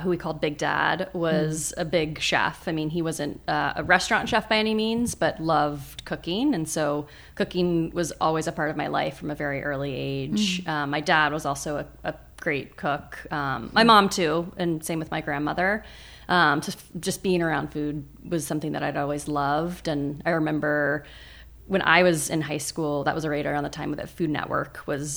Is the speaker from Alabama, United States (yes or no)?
no; Charleston, South Carolina, United States; moved away as an adult; also born or lived in Jackson Hole, Wyoming / San Francisco, California; born and raised in Charleston